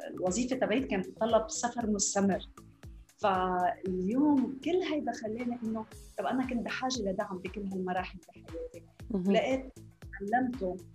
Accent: Lebanon; moved away as an adult; now in Dubai, United Arab Emirates; أنا لبنانية آه، خلقت بلبنان بوقت الحرب

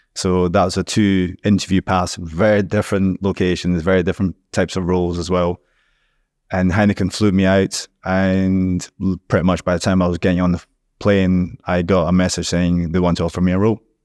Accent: Scotland, United Kingdom; now in Dubai, United Arab Emirates

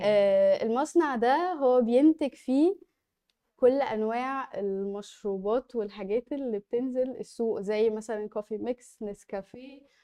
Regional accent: Egypt; احنا كمصريين

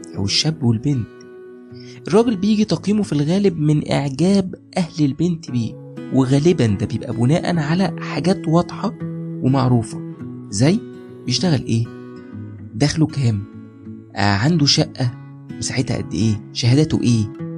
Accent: Egypt; عندنا في مصر

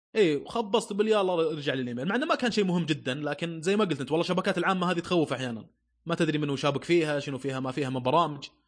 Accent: Saudi Arabia; عندنا في السعوديه

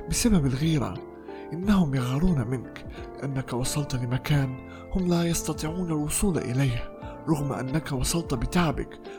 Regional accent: Palestine; accent: Palestinian Arabic; كنت أتحدث باللهجة العامية باللهجة الفلسطينية العامية

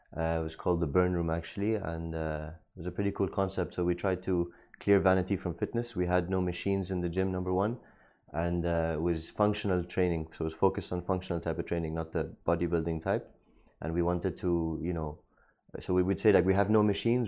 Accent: Dubai, United Arab Emirates; Born and raised in Dubai

